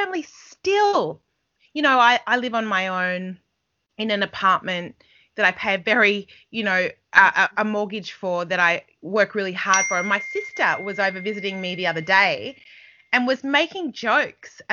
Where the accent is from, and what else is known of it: Australia; moved away as an adult; also born or lived in England